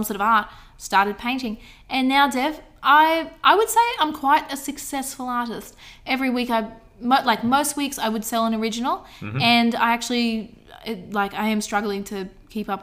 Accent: Southeast Queensland, Australia; accent: bogan Australian; I'm just a bogan Australian

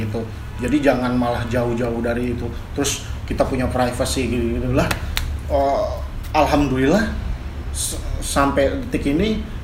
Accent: Jakarta, Indonesia; nyokap gue Jawa, bokap gue Sunda tapi gue lahir di Jakarta dan memang ya terbentuk sekeliling itu budaya-budaya Betawi

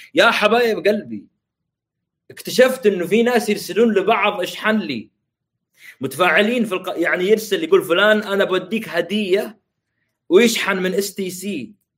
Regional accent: Saudi Arabia; عندنا في السعوديه

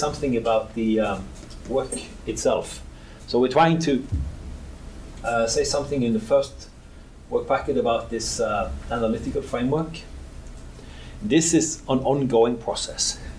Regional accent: Norway; I'm from Norway

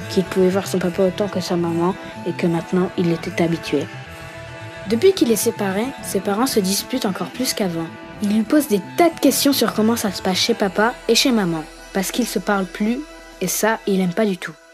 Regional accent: Lyon, Auvergne-Rhône-Alpes, France; born there; Je suis née en France, à Lyon, il y a 9 ans et j'habite tout près du Rhône.

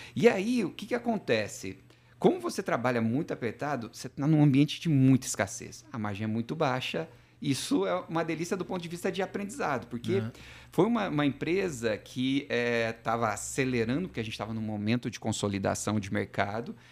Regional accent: southern Minas Gerais, Brazil; moved away; sou mineiro do sul de Minas

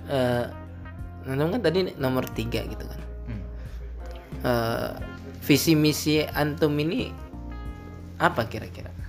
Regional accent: Jepara, Central Java, Indonesia; Jepara karena rumah saya juga

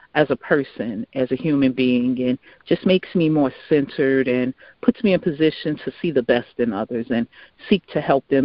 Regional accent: Chicago, Illinois, United States; So I'm originally from Chicago

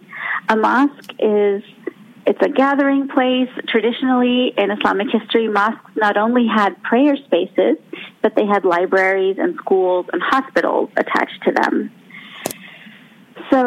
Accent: Southern California, United States; I grew up in Southern California, and I grew up at a time and in a neighborhood, in a place where there were not very many Muslims around

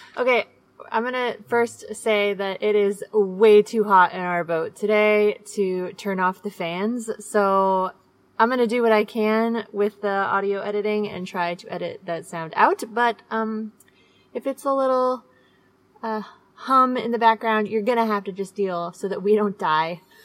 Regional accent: Seattle, Washington, United States; moved away; we are from Seattle

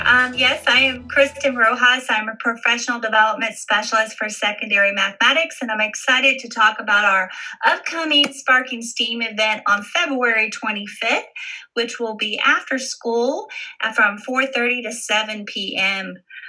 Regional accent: Wilmington, North Carolina, United States; I am a military child, so I lived in different places within the United States. Of course, my hometown is Wilmington, North Carolina

